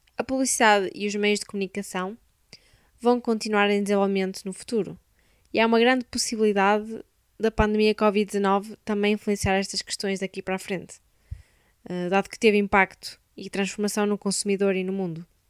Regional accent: Braga, Norte, Portugal; sou de Braga

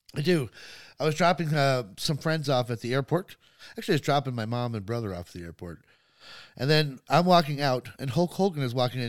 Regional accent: Los Angeles, California, United States; growing up in Hollywood

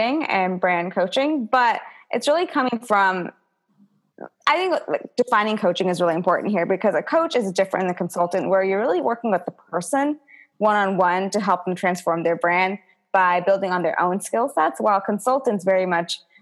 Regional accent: United States; me being an Indian American

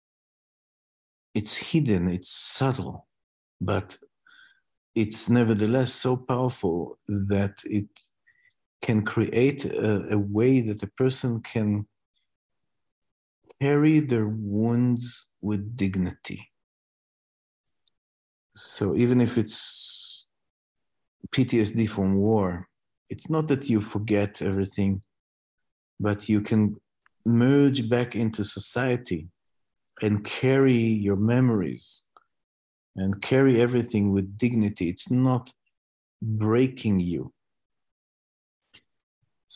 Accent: Israel; I come from Israel

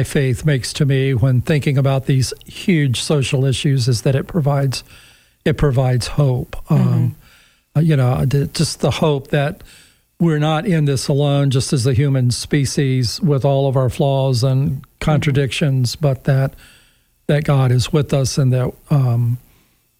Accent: United States

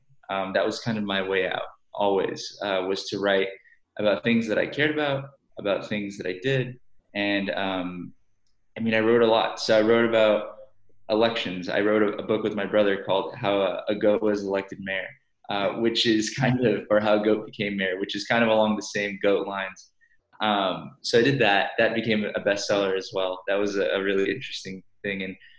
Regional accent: Rio Grande Valley, South Texas, United States; So I'm from South Texas. I'm right next to the border. My house was roughly 10 minutes away from the U.S.-Mexico border. So I'm from an area called the Rio Grande Valley.

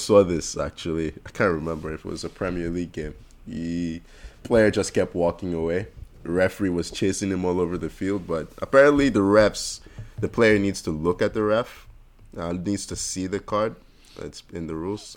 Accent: Nigeria; everywhere I go, I say I'm Nigerian

